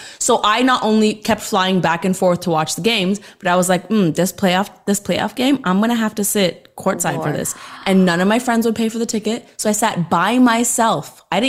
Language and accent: English; Toronto, Ontario, Canada; moved away; So I'm from Toronto.